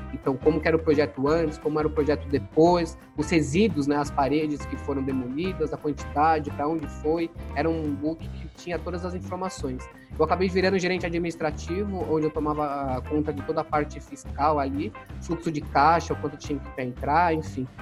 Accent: São Paulo, Brazil; eu nasci em São Paulo, eu sou da Moca, sou paulista, minha infância foi bem tranquila

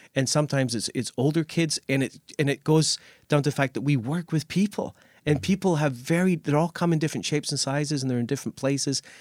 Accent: Scotland, United Kingdom; also born or lived in Nova Scotia, Canada; now in Canada; I, I grew up in Scotland and went to Catholic schools

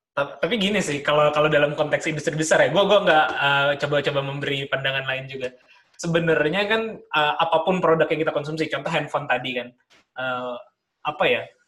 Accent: Jakarta, Indonesia; moved away as an adult; also born or lived in Bandung; gua besar di Jakarta

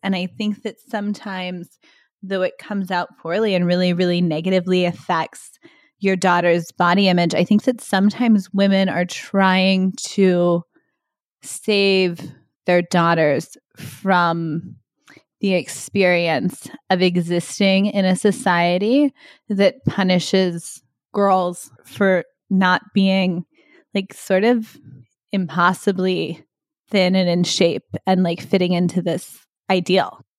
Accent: Texas, United States; moved away; when I was a kid growing up in Texas

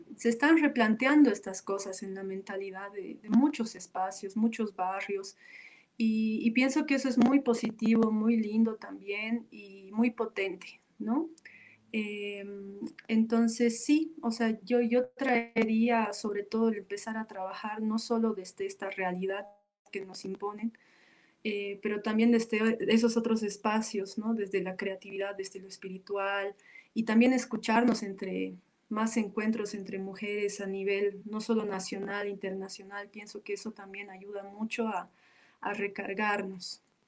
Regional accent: Bolivia; como mujeres bolivianas

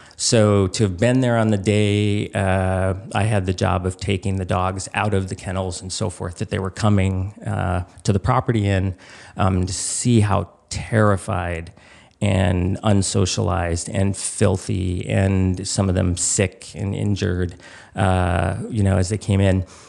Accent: Chicago, Illinois, United States; moved away as an adult; also born or lived in Alaska; I grew up in Chicago

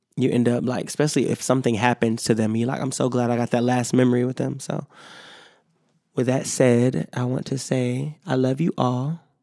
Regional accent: Rochester, New York, United States; I love my hometown of Rochester, New York.

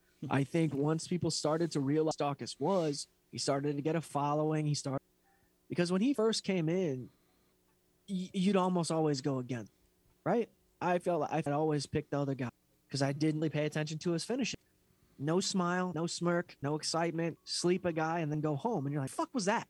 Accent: Philadelphia, Pennsylvania, United States; I'm from Philadelphia. I was a cop.

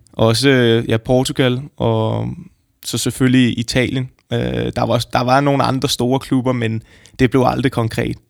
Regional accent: Frederiksberg, Capital Region of Denmark, Denmark; nu er jeg så født og opvokset på Frederiksberg

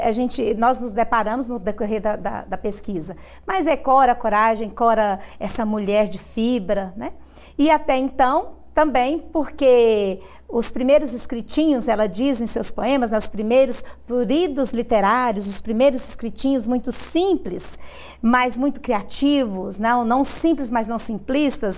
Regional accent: Goiás, Brazil; você fala que é de Goiás

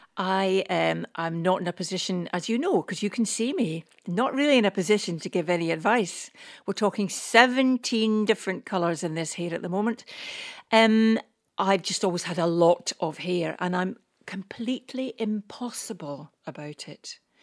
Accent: Scotland, United Kingdom; We're old, we're Scottish

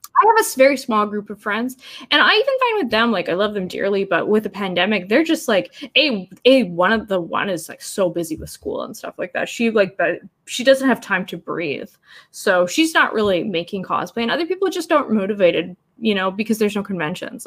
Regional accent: Canada; I'm Canadian.

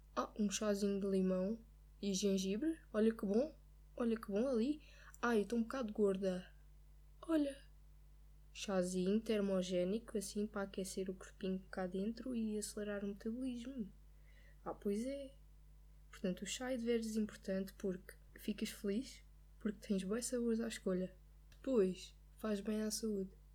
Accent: Lisbon, Portugal; eu sou de Lisboa, eu, já, eu conduzo em Lisboa

